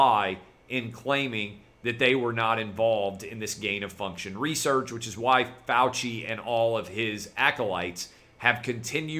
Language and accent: English; Nashville, Tennessee, United States; here in my hometown of Nashville